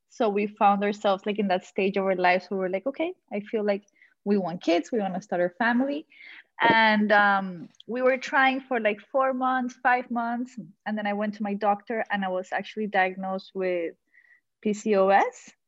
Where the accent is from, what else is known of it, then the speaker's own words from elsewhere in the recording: Colombia; now in Miami, United States; I am from Colombia.